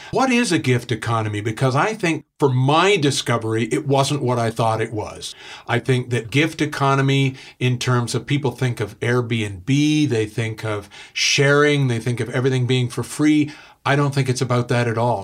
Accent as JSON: {"language": "English", "country": "Canada"}